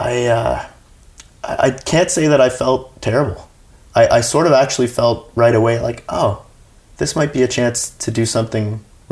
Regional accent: Canada; as a Canadian

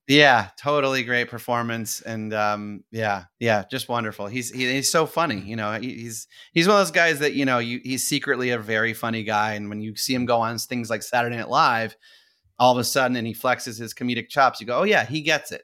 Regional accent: Saratoga Springs, New York, United States; I grew up in Saratoga Springs, New York

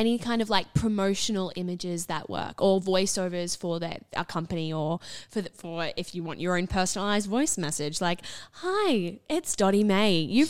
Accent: North Queensland, Australia; moved away as an adult; also born or lived in Toowoomba; now in Brisbane, Australia; I am from North Queensland originally, but I moved to Toowoomba for some training and now I live in Brizzy, which is awesome.

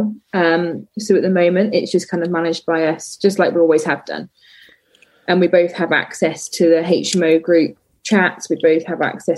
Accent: Oxford, South East England, United Kingdom; moved away as an adult; now in Dorset, United Kingdom; I am from Oxford and my family still live in Oxford, but my partner and I moved to Dorset

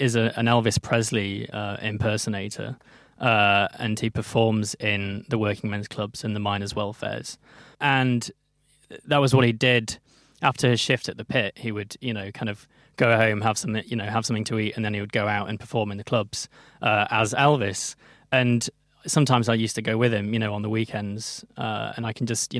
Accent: Mansfield, East Midlands, United Kingdom; in the 90s growing up in Mansfield

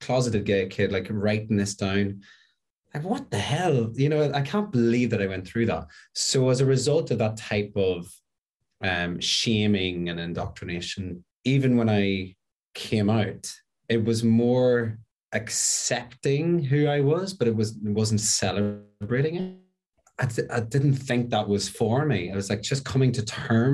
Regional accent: Northern Ireland, United Kingdom; my culture sort of growing up in Northern Ireland

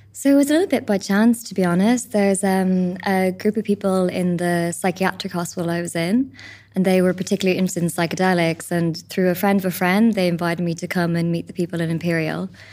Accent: Ireland; as an Irish country, we have our own spirituality.

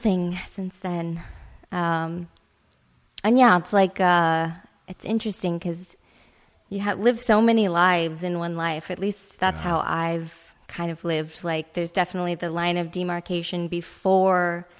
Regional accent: Chicago, Illinois, United States; I'm from Chicago

